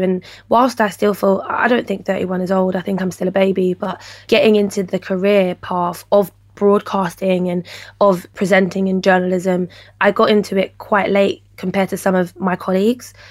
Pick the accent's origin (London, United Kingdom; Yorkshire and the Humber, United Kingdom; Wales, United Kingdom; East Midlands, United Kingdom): London, United Kingdom; I was raised in Peckham